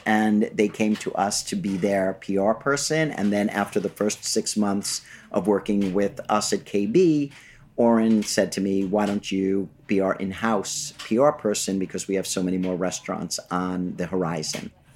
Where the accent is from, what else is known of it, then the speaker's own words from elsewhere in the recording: New York City, New York, United States; I was born in Flushing, Queens, to a lovely middle-class Jewish family